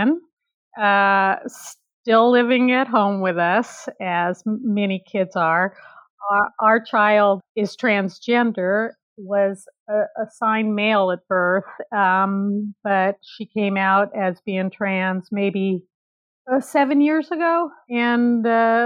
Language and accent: English; California, United States; also born or lived in Nigeria; I'm a California girl, born and raised in California